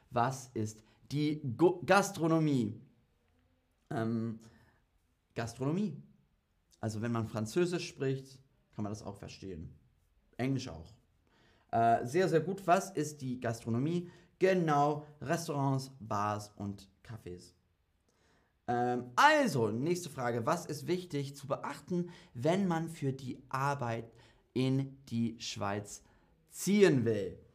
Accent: Germany; also ich bin EU-Bürger, ähm, ja, als, als Deutscher bin ich EU-Bürger

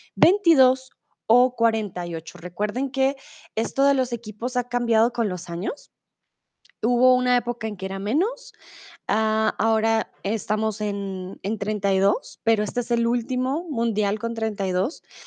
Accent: Colombia; now in Germany; soy de Colombia, comúnmente vivo en Alemania

